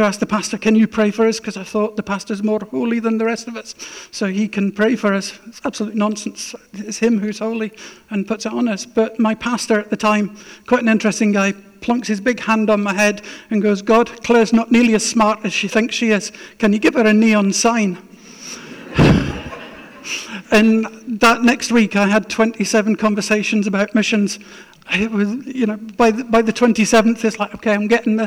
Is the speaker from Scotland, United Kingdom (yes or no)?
yes; Scotland, United Kingdom; also born or lived in Arctic Norway; now in Norway; I'm a Scot